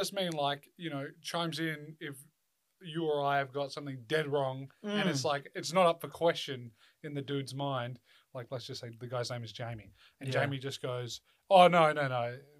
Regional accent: Australia; I'm obviously an Australian. I don't live in LA.

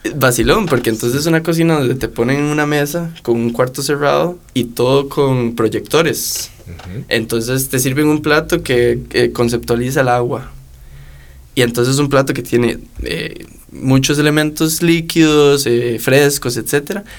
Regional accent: Costa Rica; uno como tico

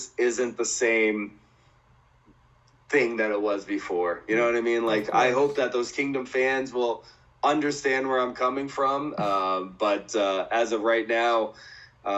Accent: Boston, Massachusetts, United States; my hometown in Boston

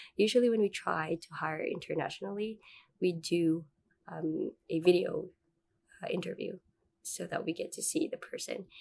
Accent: Manila, Metro Manila, Philippines; moved away as an adult; also born or lived in Malaysia / United States; now in Finland; I was born and raised in Manila, Philippines

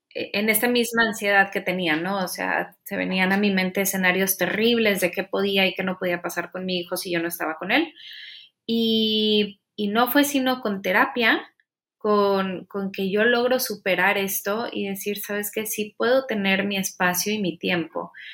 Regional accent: Monterrey, Nuevo León, Mexico; soy regia.

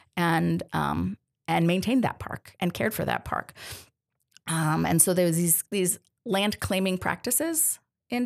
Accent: Denver, Colorado, United States; moved away as an adult; also born or lived in Detroit; now in Tacoma, United States; I'm from from Denver

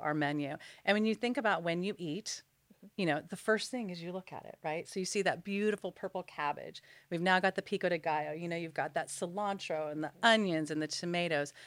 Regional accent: Los Angeles, California, United States; I'm born and raised in Los Angeles

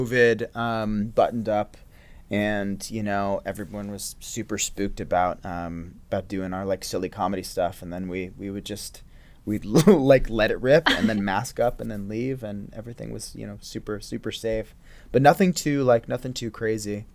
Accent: Woodstock, New York, United States; I grew up in Woodstock, New York

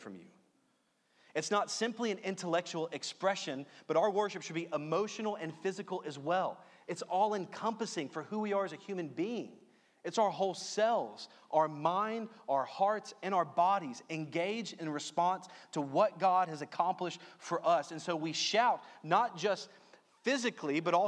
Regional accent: Louisiana, United States; I'm from Louisiana

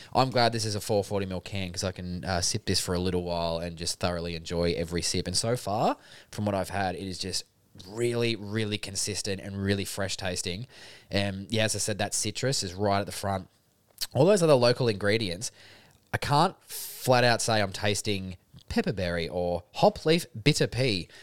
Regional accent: Albury, New South Wales, Australia; we're from Albury

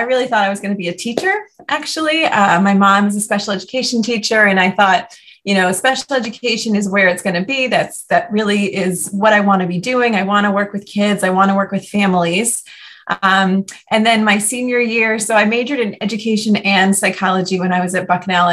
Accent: New Jersey, United States; moved away as an adult; also born or lived in Atlanta, Georgia / Miami, Florida; move home to my home state of New Jersey, and that was very exciting because my whole family is still up here

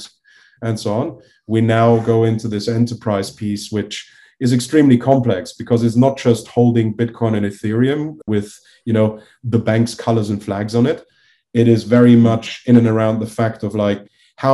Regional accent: Liechtenstein; I'm originally from Liechtenstein, so it is like I grew up

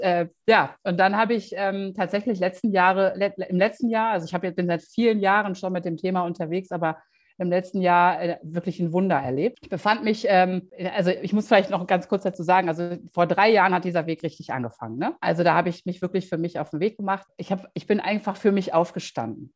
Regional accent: Düsseldorf, North Rhine-Westphalia, Germany; moved away as an adult; nach Düsseldorf in meine Heimatstadt

